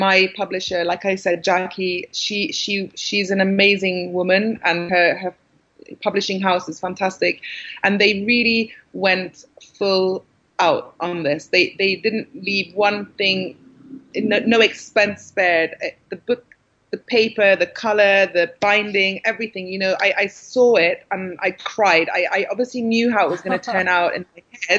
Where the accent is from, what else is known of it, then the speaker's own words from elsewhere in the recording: London, United Kingdom; also born or lived in Syria; I'm British. And I live in England, and I've lived in London all my life